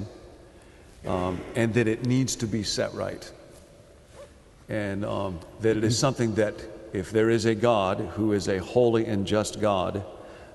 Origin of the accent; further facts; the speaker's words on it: Chicago, Illinois, United States; I come from Chicago